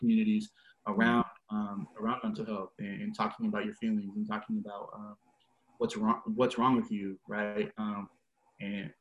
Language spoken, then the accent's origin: English; Seattle, Washington, United States; I'm from West Seattle, like born and raised